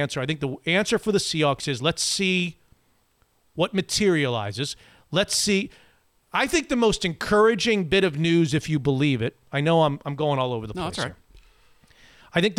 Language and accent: English; South Florida, United States; It's my hometown, close to my hometown